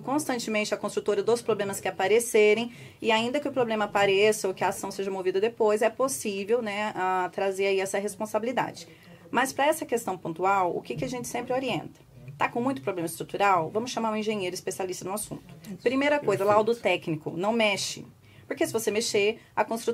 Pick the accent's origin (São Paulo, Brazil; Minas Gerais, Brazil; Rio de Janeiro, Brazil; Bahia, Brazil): Minas Gerais, Brazil; Guaxupé; Eu sou de Guaxupé